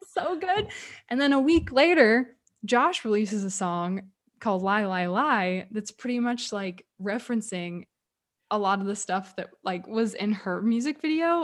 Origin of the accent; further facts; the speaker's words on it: Texas, United States; I'm from Texas